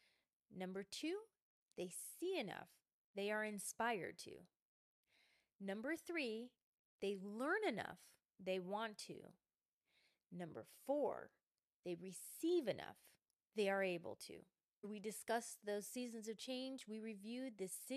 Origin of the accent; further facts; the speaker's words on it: Midwest, United States; I'm from the Midwest. I'm calling it pop.